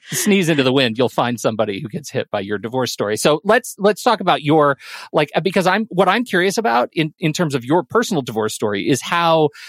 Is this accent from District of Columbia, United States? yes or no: no; San Diego, California, United States; So I was born in San Diego.